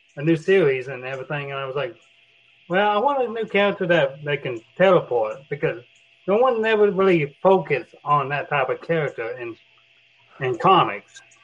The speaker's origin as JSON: {"language": "English", "region": "Oklahoma", "country": "United States", "tie": "born or raised there", "also_born_or_lived": "Texas", "said": "I grew up in Oklahoma in Texas"}